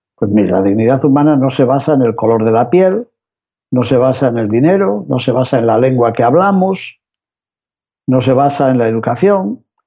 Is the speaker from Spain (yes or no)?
yes; Spain; los que venimos de España